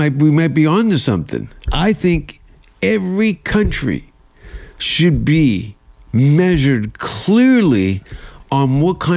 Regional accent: Canada; moved away as an adult; now in Los Angeles, United States; I'm going to apply for citizenship next year, but I'm a Canadian refugee, so I have a green card

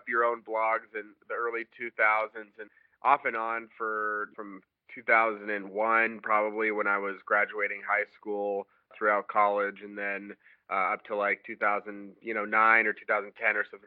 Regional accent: Bellevue, Washington, United States; I grew up in Bellevue, Washington

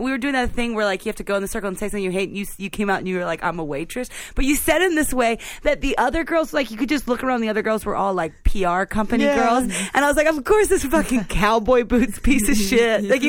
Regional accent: Philadelphia, Pennsylvania, United States; I was from Philly

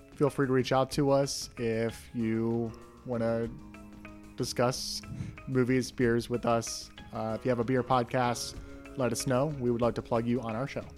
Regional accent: Ohio, United States; in Ohio, kind of near where I grew up

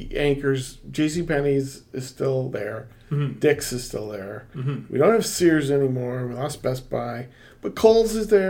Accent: Rochester, New York, United States; moved away; Growing up in Rochester

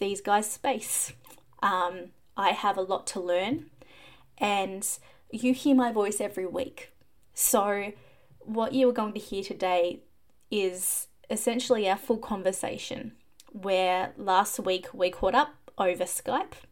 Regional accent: Australia; I am Australian

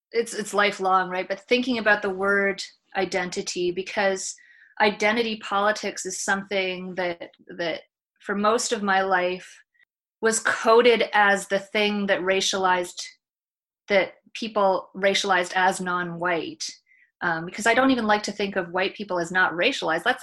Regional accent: Canada; my or my grandparents are from here, but I'm totally Canadian

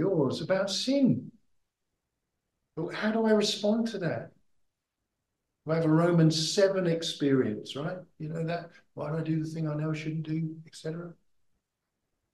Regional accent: United Kingdom; moved away as an adult; now in Australia; I'm from Britain

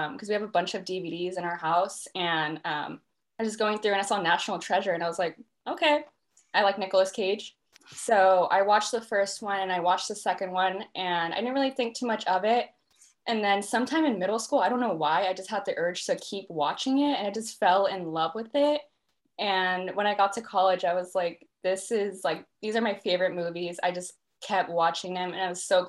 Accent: Los Angeles, California, United States; moved away as an adult; now in Dallas, United States; I'm from Los Angeles, California, but right now I'm in college in Dallas, Texas

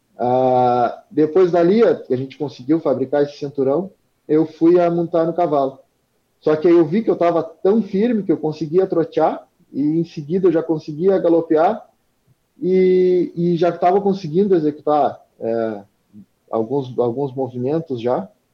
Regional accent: Arroio Grande, Rio Grande do Sul, Brazil; natural de Arroio Grande, vivo em Arroio Grande

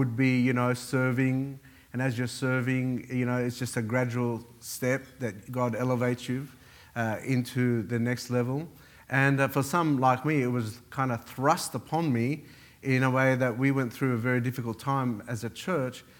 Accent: Australia; also born or lived in Beirut, Lebanon; I was born in Lebanon, Beirut, and came to Australia in 1977. I was 9 years old.

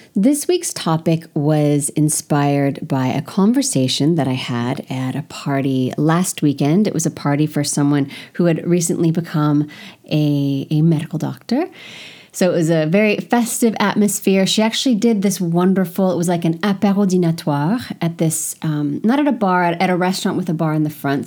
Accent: United States; moved away as an adult; now in France; I'm an American

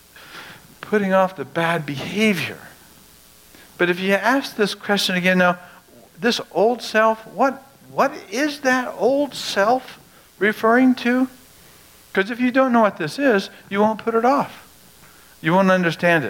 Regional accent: United States; we as American Christians

